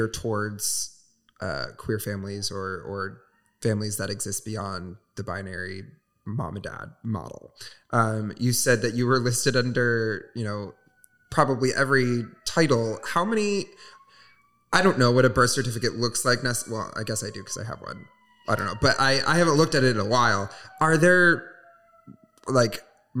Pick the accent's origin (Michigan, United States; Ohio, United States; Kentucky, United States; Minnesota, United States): Michigan, United States; Southwest; moved away; my hometown, which is Southwest Michigan. Very small, very religious